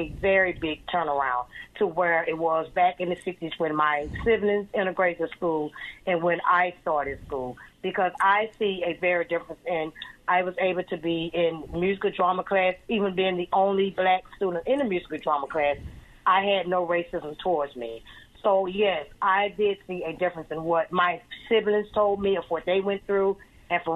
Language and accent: English; Andalusia, Alabama, United States; also born or lived in Baltimore, Maryland / Washington, D.C.; now in Eustis, United States; me being born and raised in Alabama